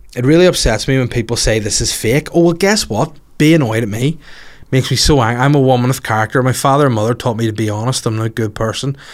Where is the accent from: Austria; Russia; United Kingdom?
United Kingdom; Bangor, Northern Ireland; in War Park in Bangor, my hometown